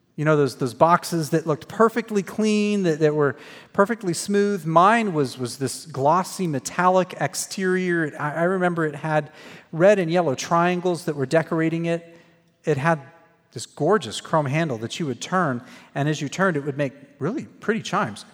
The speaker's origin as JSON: {"language": "English", "town": "Phoenix", "region": "Arizona", "country": "United States", "tie": "born or raised there", "also_born_or_lived": "Waco, Texas", "moved": "as an adult", "said": "I grew up in Phoenix, Arizona."}